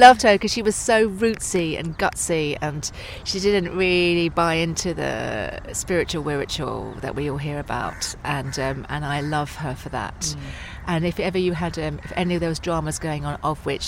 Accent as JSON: {"language": "English", "area": "Essex", "region": "East of England", "country": "United Kingdom", "moved": "yes", "said": "I'm from Essex, you know. I'm totally an Essex girl"}